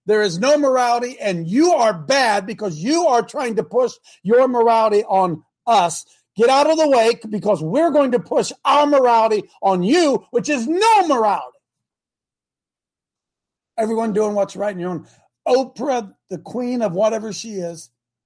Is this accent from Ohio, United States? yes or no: yes; Hebron, Ohio, United States; my hometown of Hebron